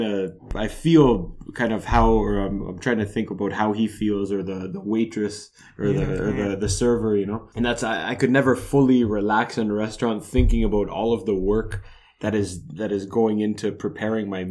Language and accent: English; Niagara Falls, Ontario, Canada; moved away as an adult; growing up in the Falls